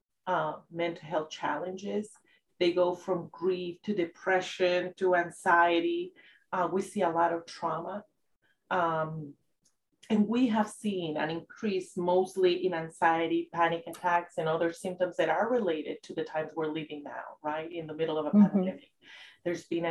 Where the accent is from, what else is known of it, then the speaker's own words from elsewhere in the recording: San José, Costa Rica; moved away; I'm originally from San Jose, Costa Rica